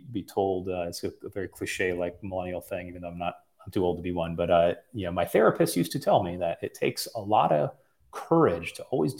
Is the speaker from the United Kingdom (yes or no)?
no; Midwest, United States; now in California, United States; I'm from the Midwest. I live in California